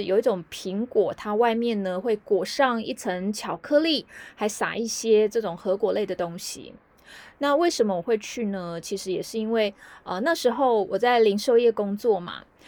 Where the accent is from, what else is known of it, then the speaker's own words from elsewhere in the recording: Taiwan; 并不是我们台湾人日常会从事的运动嘛